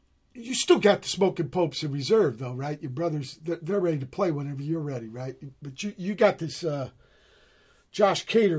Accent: Portsmouth, Virginia, United States; born there; I was conceived in Chicago, born in Virginia.

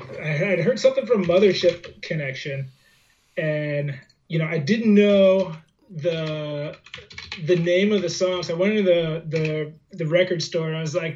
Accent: Fredericksburg, Virginia, United States; I grew up in Fredericksburg, Virginia

